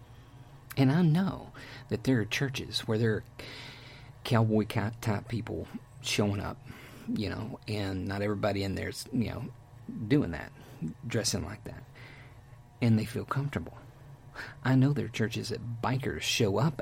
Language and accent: English; Texas, United States; I'm from Texas